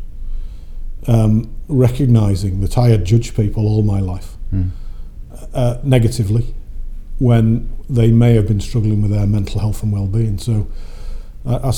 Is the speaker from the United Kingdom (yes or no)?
yes; Warrington, North West England, United Kingdom; I grew up in Warrington between the Manchester Ship Canal and the Bridgewater Canal